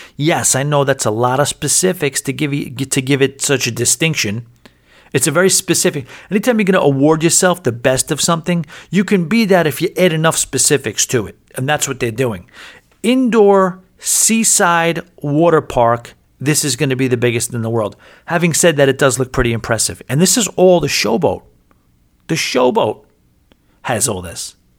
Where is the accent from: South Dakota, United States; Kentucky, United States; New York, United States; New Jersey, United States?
New York, United States; now in Atlantic City, United States; I'm from New York